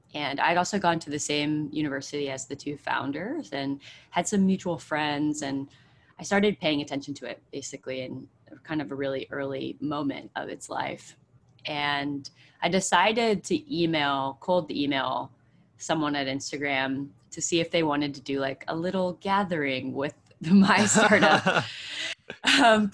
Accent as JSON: {"language": "English", "area": "Bay Area, Silicon Valley", "region": "California", "country": "United States", "tie": "born or raised there", "said": "I grew up in the Bay Area, I grew up in Silicon Valley"}